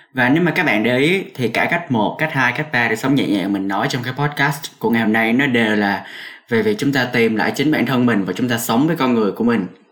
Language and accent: Vietnamese; Cà Mau, Vietnam; moved away as an adult; now in Hanoi, Vietnam; mình được sinh ra ở miền Tây Nam Bộ ở Cà Mau